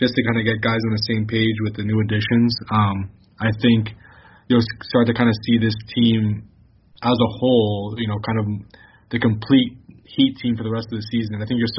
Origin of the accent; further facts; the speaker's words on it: Miami, Florida, United States; as someone from Miami